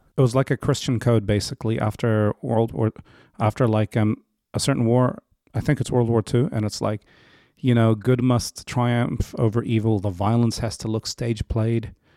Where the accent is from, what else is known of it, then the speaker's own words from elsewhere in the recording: New Zealand; also born or lived in Africa / Egypt / Ranui; Linfield, where, where I was raised